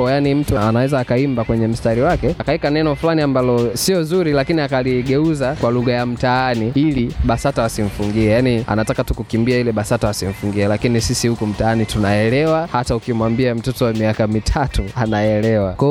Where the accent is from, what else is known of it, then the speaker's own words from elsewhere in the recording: Mabibo, Dar es Salaam, Tanzania; natoka Mabibo.